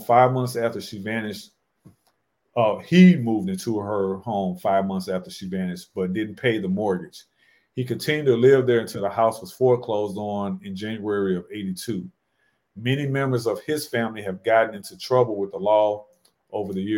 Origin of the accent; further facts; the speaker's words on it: St. Louis, Missouri, United States; we're all from St. Louis, so this was back in our hometown